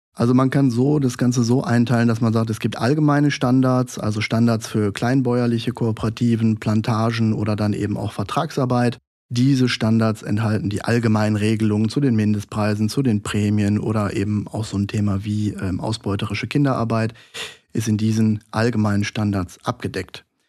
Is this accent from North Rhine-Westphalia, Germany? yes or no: yes; Duisburg, North Rhine-Westphalia, Germany; Ich komme gebürtig aus Duisburg, aus dem Ruhrgebiet